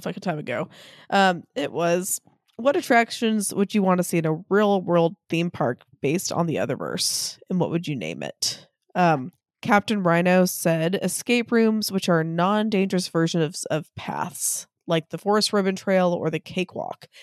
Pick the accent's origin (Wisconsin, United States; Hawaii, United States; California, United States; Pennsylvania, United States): Hawaii, United States; Maui; we are from Maui